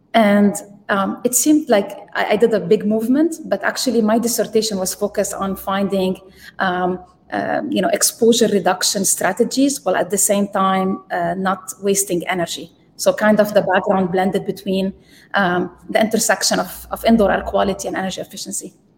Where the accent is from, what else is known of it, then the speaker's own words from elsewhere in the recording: Lebanon; moved away as an adult; also born or lived in Texas; I grew up in Lebanon and we didn't have electricity